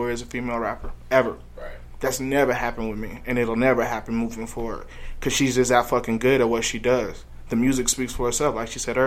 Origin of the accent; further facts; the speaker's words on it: Chicago, Illinois, United States; now in Denver, United States; I'm from the South Side of Chicago